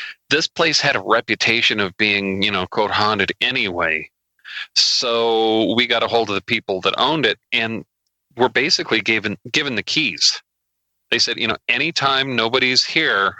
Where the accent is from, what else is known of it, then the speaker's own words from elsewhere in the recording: United States; I'm an American